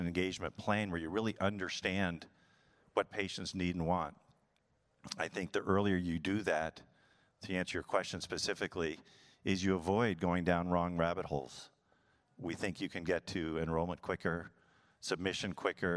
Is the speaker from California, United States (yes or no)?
yes; San Diego, California, United States; it was my hometown